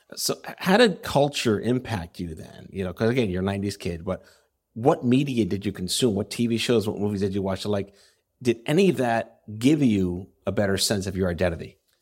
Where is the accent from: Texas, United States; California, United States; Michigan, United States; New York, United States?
New York, United States; I'm from New York.